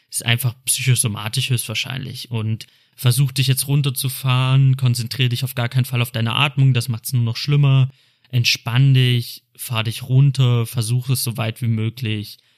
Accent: Cologne, North Rhine-Westphalia, Germany; Ich komme aus Köln

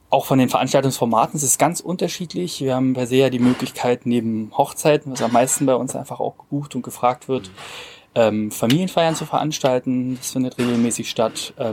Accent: Cottbus, Brandenburg, Germany; born there; 28 Jahre alt, komme aus der Region. Ich bin gebürtiger Cottbusser

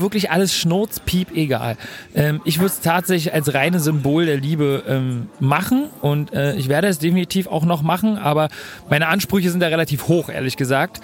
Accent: Germany; Bei uns in Deutschland

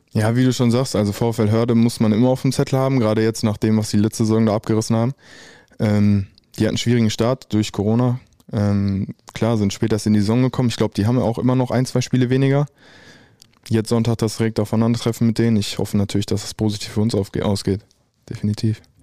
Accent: Dortmund, North Rhine-Westphalia, Germany; ich komme eigentlich ursprünglich aus Dortmund

